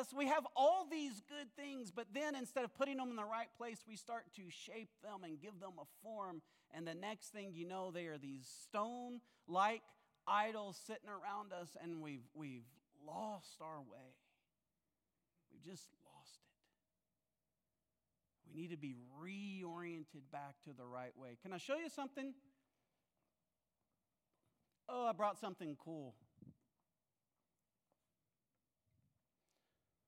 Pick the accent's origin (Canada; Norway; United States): United States; Ouachita Mountains, central Arkansas; I grew up in the Ouachita Mountains, central Arkansas